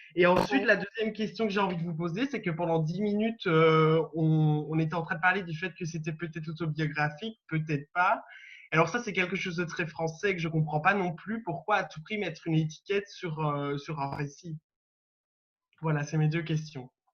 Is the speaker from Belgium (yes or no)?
yes; Belgium; je suis belge. Je suis d'ailleurs en direct de Bruxelles